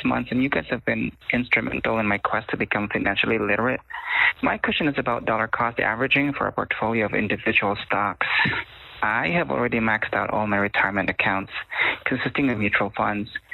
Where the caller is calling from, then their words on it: Ohio, United States; I'm calling from Ohio